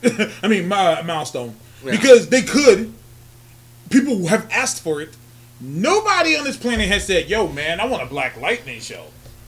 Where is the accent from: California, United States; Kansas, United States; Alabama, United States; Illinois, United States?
Alabama, United States; Birmingham; I'm black as fuck. I'm African black. I'm from Birmingham, Alabama.